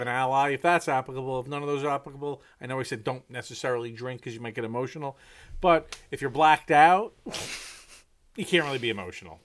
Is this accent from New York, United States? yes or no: yes; New York City area, United States; moved away; also born or lived in Manhattan, New York; having lived in, in Manhattan, growing up outside of Manhattan